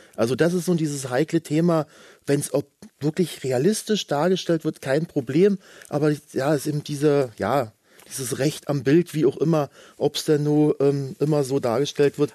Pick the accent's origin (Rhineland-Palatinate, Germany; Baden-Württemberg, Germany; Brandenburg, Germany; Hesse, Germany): Brandenburg, Germany; Bei uns in Brandenburg